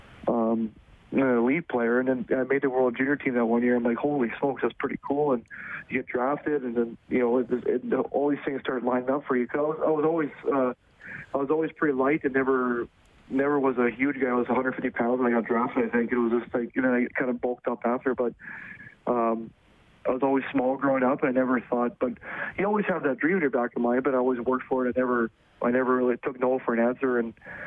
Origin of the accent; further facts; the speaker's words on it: Edmonton, Alberta, Canada; I grew up in Millwood in Edmonton